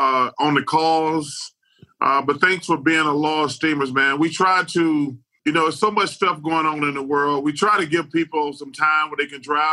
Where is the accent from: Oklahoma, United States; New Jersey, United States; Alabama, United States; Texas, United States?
Alabama, United States; I grew up in Alabama